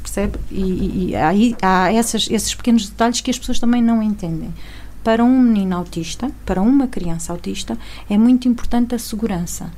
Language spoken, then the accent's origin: Portuguese; Alentejo, Portugal; moved away as an adult; also born or lived in Chaves; now in Lamego, Portugal; eu sou alentejana, moro aqui em Lamego há 17 anos. Antes disso, morei 14 em Chaves